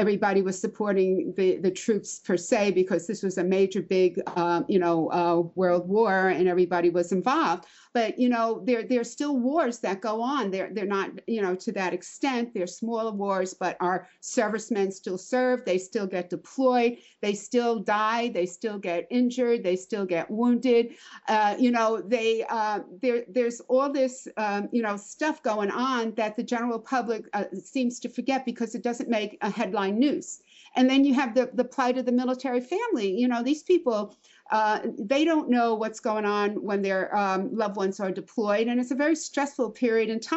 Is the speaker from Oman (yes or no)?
no; New York, United States; I'm from New York